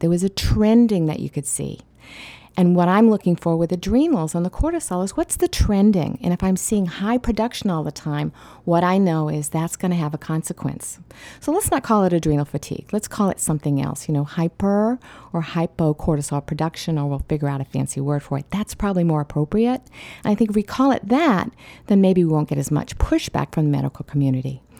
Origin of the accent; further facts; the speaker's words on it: Australia; I grew up in Australia, and I spent a lot of time in Aboriginal caves